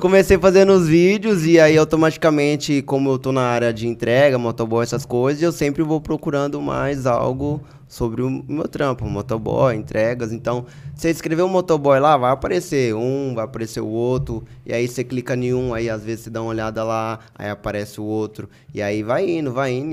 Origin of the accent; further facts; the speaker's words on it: Americana, São Paulo, Brazil; teve uma vez que eu fui fazer uma entrega lá no bairro lá de Praia Azul, lá na minha cidade